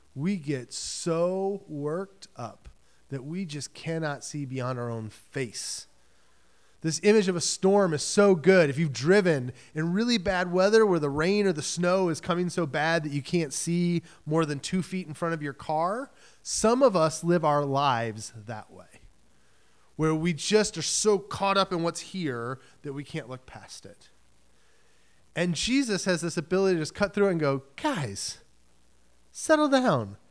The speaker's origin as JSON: {"language": "English", "region": "Michigan", "country": "United States", "tie": "born or raised there", "moved": "yes", "lives_now": "New England, United States", "said": "I grew up in Michigan"}